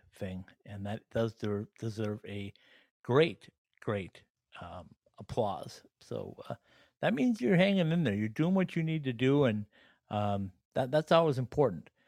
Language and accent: English; Upper Midwest, United States; I'm from the Upper Midwest